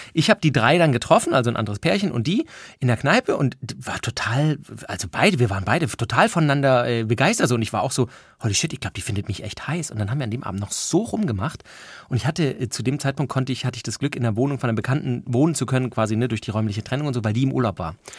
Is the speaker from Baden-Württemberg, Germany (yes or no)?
yes; Stuttgart, Baden-Württemberg, Germany; ich war ja aus dem Raum Stuttgart